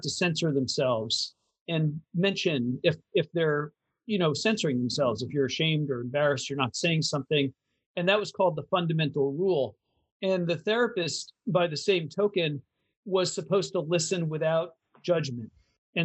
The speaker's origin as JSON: {"language": "English", "area": "Eastern Seaboard", "region": "East Coast", "country": "United States", "said": "I'm from the Eastern Seaboard"}